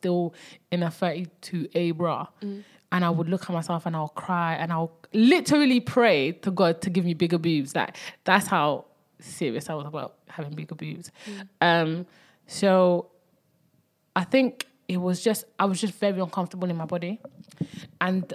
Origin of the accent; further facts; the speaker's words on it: Belgium; also born or lived in Congo; I was born in Congo And I moved to from Congo to Belgium when I was about 5